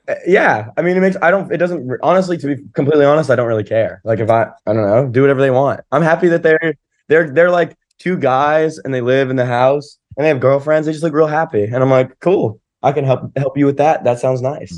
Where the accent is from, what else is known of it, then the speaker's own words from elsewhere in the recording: Asheville, North Carolina, United States; moved away; my house in Asheville and, and, like, my hometown